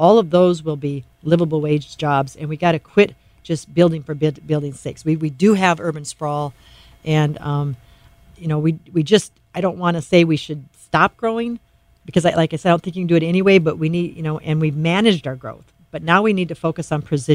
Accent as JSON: {"language": "English", "town": "Doland", "region": "South Dakota", "country": "United States", "tie": "born or raised there", "moved": "yes", "lives_now": "Sioux Falls, United States", "said": "I grew up in Dolan, South Dakota."}